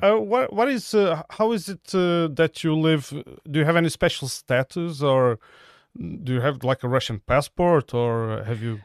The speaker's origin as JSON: {"language": "English", "country": "Portugal", "said": "I'm from a town with 5,000 people living near the coast"}